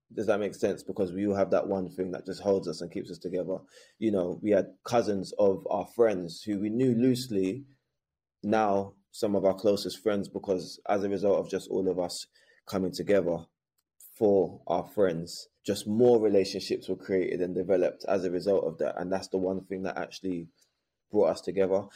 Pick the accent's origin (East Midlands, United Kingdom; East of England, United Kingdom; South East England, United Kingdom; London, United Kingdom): London, United Kingdom; I was raised in Bermondsey, southeast London, which is a notoriously racist area at the time